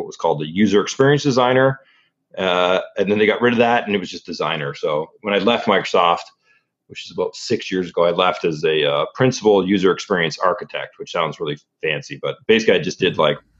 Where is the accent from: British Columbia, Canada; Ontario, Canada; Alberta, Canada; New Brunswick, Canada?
Ontario, Canada; So originally I'm from Canada. Grew up in Ontario, which is a province in Canada.